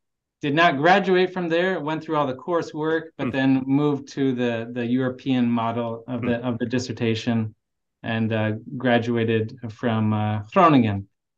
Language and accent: English; Canada; I was born and raised in Canada. I'm Canadian